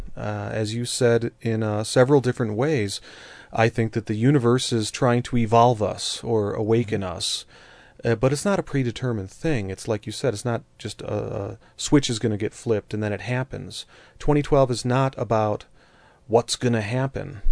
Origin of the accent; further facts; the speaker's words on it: Colorado, United States; here in Colorado, my home state